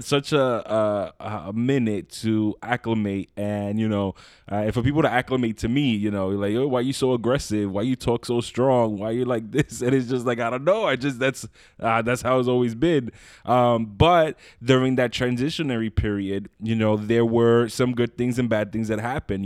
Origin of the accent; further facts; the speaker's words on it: New York City, New York, United States; moved away as an adult; now in Long Island, United States; I moved out, I'm originally from Brooklyn, uh, moved out to Long Island